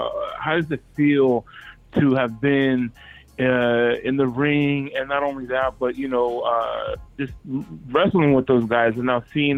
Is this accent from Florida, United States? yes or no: no; Anaheim, California, United States; I was born in Anaheim